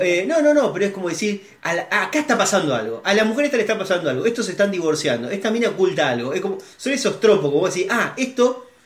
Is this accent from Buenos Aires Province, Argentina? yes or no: no; Rosario, Santa Fe, Argentina; todos los que somos rosarinos acá